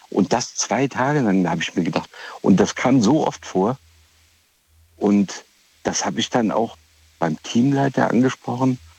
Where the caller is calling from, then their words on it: Rhineland-Palatinate, Germany; Hallo, ich komme aus Rheinland-Pfalz hier.